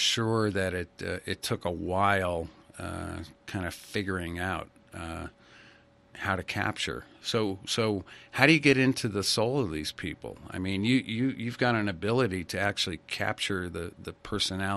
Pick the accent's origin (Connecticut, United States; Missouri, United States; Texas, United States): Connecticut, United States; Ridgefield; I grew up in Ridgefield, Connecticut